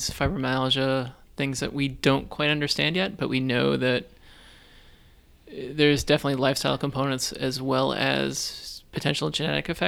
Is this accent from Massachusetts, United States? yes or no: yes; Weymouth, Massachusetts, United States; moved away as an adult; also born or lived in Boston; now in Buffalo, United States; I grew up um, on the South Shore of Boston. Oh, okay. So, um, yeah, from a little working class town called Weymouth.